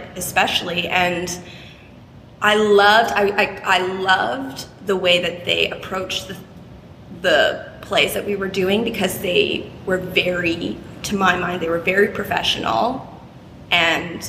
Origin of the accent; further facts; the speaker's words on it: Eastern Townships, Quebec, Canada; there was a few companies where I grew up in the Eastern Townships in Quebec